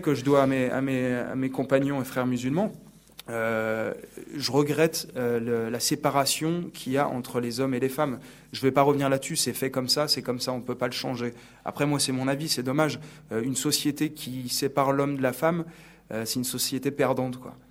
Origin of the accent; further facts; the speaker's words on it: Sablé-sur-Sarthe, Pays de la Loire, France; moved away as an adult; now in Paris, France; je viens de Sablé-sur-Sarthe donc c'est une petite ville donc dans la Sarthe